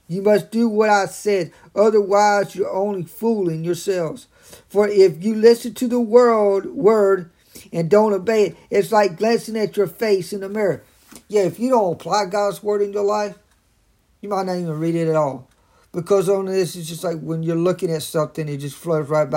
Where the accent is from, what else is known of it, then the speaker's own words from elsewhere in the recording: Raleigh, North Carolina, United States; I'm from Raleigh, North Carolina